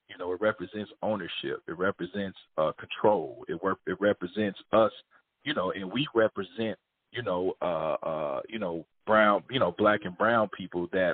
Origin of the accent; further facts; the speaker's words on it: Kansas City, Missouri, United States; I grew up in Kansas City, Missouri